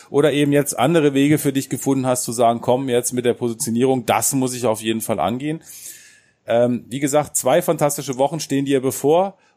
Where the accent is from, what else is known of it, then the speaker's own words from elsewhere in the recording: Nuremberg, Bavaria, Germany; Und wenn man da so hingeht, so als Nürnberger, man erwartet ja auch, dass die auch mal da sind, die beiden.